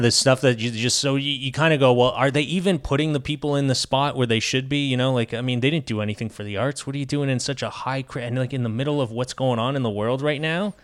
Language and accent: English; Quebec, Canada; now in United States; I'm from Quebec